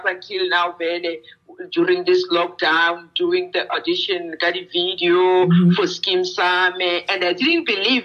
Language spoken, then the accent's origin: English; South Africa; English is a second language; they allowed me to use my mother tongue language, though my language is not officially in South Africa.